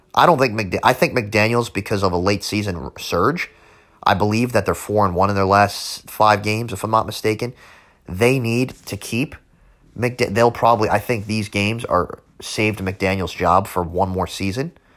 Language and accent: English; United States; I'm from the New York, New Jersey area